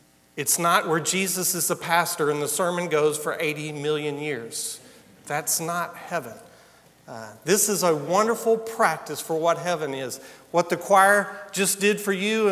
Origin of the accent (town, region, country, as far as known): United States